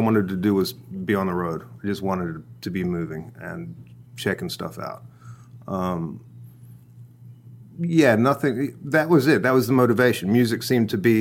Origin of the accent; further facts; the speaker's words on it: North Island, New Zealand; moved away; also born or lived in Los Angeles, United States / Thailand; That's where I hail from. I grew up in a very small town in the middle of the North Island, a farming community